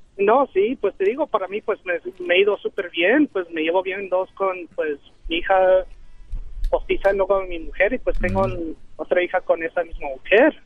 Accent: Aguascalientes, Mexico; now in Dallas, United States

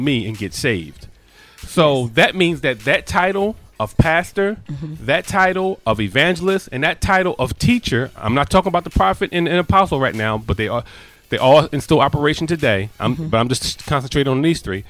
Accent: United States; I am an American, but I am an American.

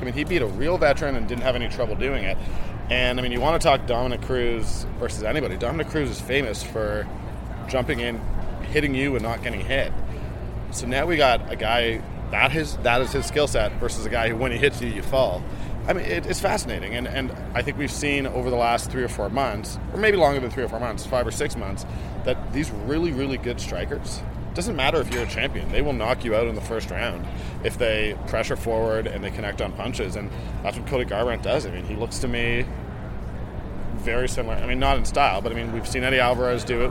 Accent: Toronto, Ontario, Canada; I'm I'm Canadian. I'm born and raised in Toronto

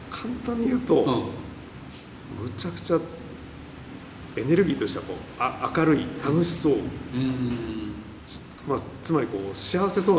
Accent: Mito, Ibaraki, Japan; also born or lived in Tokyo; now in Fukuoka, Japan; 私も地方の出身で、子供の頃はもう本当にホタル取ったりカブトムシ取ったり、

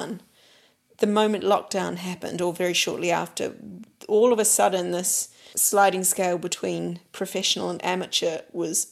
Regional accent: New Zealand; moved away; for me as a New Zealander

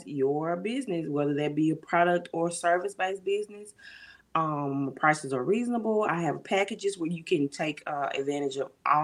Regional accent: Jackson, Mississippi, United States; now in Clinton, United States; I was born and raised in Jackson.

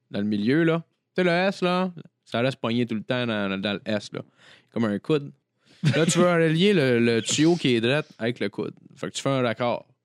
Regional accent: Saint-Donat, Quebec, Canada; Un camping à Saint-Donat, moi, je viens de Saint-Donat.

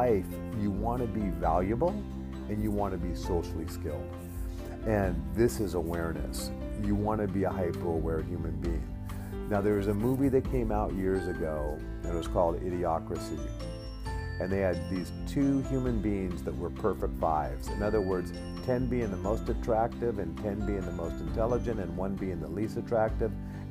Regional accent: Alaska, United States; I grew up in Alaska

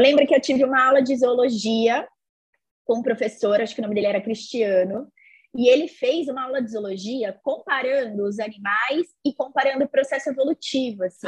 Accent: São Paulo, Brazil; Eu sou daqui de São Paulo

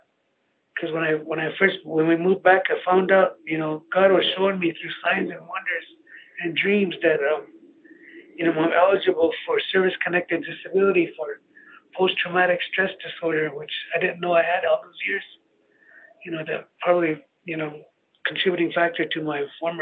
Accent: Cheyenne River Sioux Tribe reservation, South Dakota, United States; moved away as an adult; now in Rapid City, United States; I'm from the Cheyenne River Sioux Tribe, and that's like 3 hours drive east, northeast from here

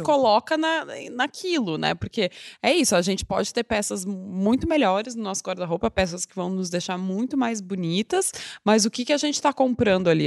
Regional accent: Porto Alegre, Rio Grande do Sul, Brazil; moved away as an adult; now in São Paulo, Brazil; Eu sou de Porto Alegre, mas eu moro em São Paulo há 10 anos

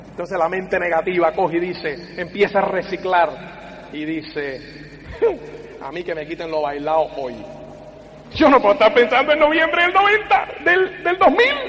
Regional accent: Cuba; soy cubano

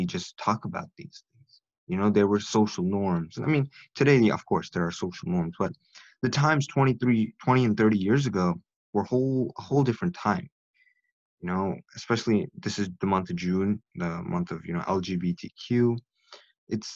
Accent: India; I am South Asian. I'm from India.

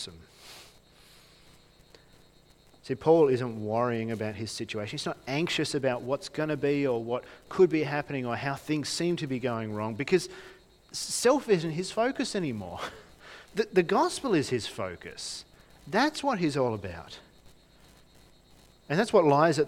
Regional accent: Launceston, Tasmania, Australia; I grew up in Launceston

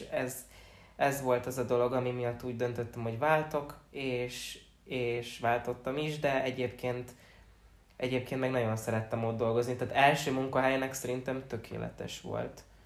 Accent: Csömör, Pest, Hungary; moved away; ugye amikor még csömörön laktunk, amikor még nagyon kis kicsike voltam

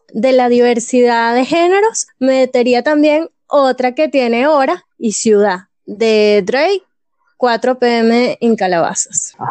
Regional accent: Venezuela; Yo como buena venezolana

